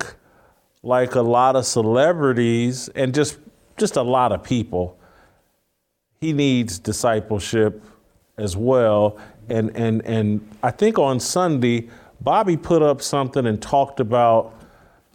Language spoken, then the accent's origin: English; Indianapolis, Indiana, United States; moved away; I'm also from Indianapolis originally, the east side of Indianapolis